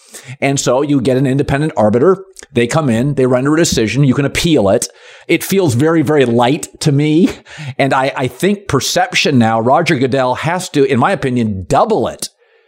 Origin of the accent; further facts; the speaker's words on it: Seattle, Washington, United States; So Bill Russell, I grew up in Seattle.